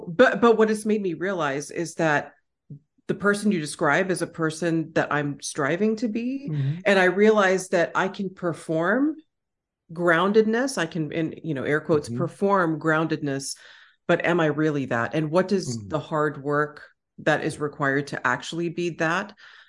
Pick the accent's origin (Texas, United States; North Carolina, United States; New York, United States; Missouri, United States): Texas, United States; Austin; accent: Texan; And I am back home in Austin, Texas. So my Texan accent, is going to eventually come out and, that'll be fun.